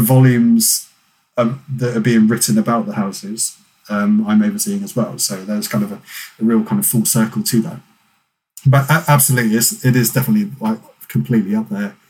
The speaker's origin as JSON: {"language": "English", "area": "North Dorset", "region": "South West England", "country": "United Kingdom", "tie": "born or raised there", "also_born_or_lived": "Lampeter", "moved": "as an adult", "said": "my local unit growing up in North Dorset"}